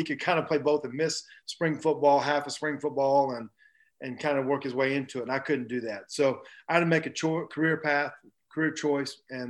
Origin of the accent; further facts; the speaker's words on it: Black Mountain, North Carolina, United States; also born or lived in Marietta, Georgia; I was born in Marietta, but I grew up in Black Mountain, North Carolina.